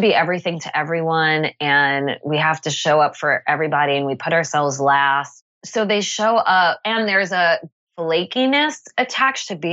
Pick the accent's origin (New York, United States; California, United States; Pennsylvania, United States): New York, United States; Long Island; moved away as an adult; now in Montclair, United States; I grew up on Long Island